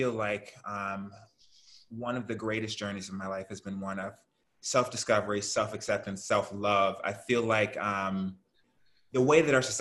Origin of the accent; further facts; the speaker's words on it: Houston, Texas, United States; And I grew up in Houston, Texas, so I'm a Southern yeah. boy.